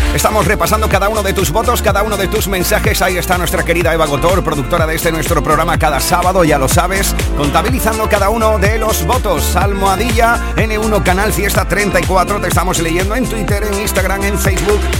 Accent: Andalusia, Spain; grandes iconos de nuestra cultura que tanto hemos exportado de nuestra querida Andalucía

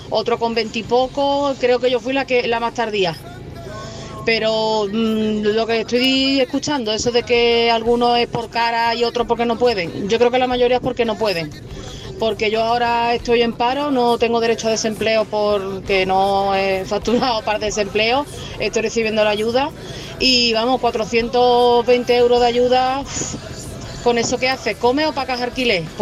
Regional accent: Cádiz, Andalusia, Spain; de Cádiz.

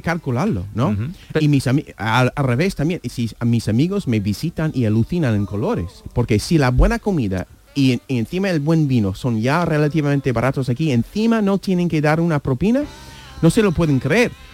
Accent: United States; Spanish is a second language; moved away as an adult; also born or lived in New York / Andalusia; now in Spain; siendo estadounidense

